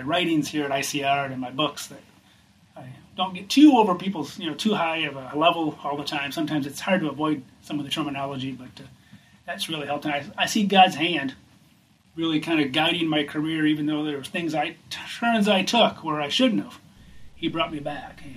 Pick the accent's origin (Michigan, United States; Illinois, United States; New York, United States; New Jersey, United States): Michigan, United States; moved away as an adult; also born or lived in Wyoming; I went back to my home state of Michigan